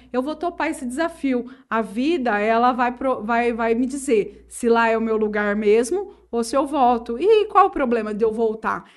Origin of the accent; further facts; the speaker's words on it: Urânia, São Paulo, Brazil; Eu nasci em Urânia, inclusive na época que a Santa Casa realizava partos, então eu sou natural de Urânia